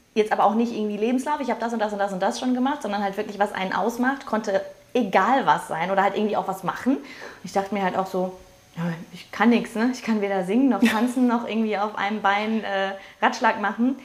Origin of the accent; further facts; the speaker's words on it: Ruhr area, North Rhine-Westphalia, Germany; Ich komme aus dem Ruhrpott